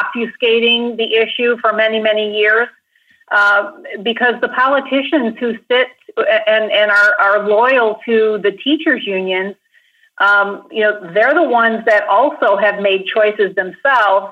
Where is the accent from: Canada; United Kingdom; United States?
United States; Grand Rapids, Michigan; a small urban Christian school in my hometown of Grand Rapids